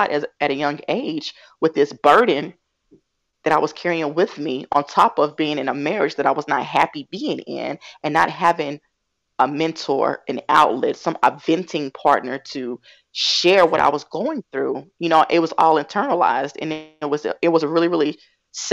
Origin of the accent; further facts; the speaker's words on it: Greensboro, North Carolina, United States; I am from Greensboro, North Carolina, born and raised.